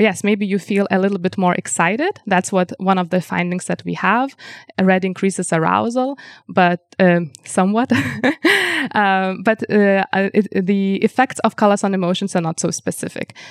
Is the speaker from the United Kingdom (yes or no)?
no; Lithuania; first language Lithuanian; English is a second language; now in Vienna, Austria; my native language, language, Lithuanian